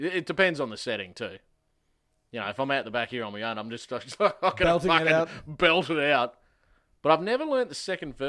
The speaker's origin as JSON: {"language": "English", "country": "Australia", "also_born_or_lived": "Colorado, United States", "said": "Yeah. Well, see, yeah, mum was cruising around with the old boy. I'm Irish Australian"}